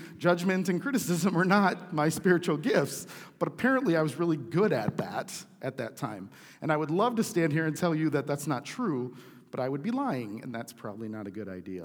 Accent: United States; I'm an American

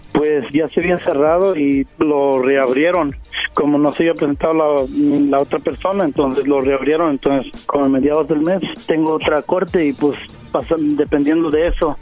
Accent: Mexico; moved away; yo soy mexicano.

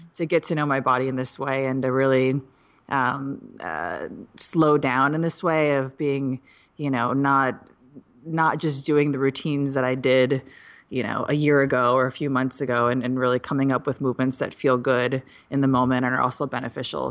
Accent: Midwest, United States; I'm from the Midwest

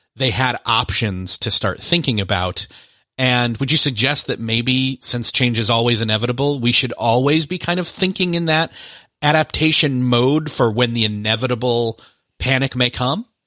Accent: Rochester, New York, United States; moved away; My hometown is actually Rochester, New York, where Kodak is headquartered

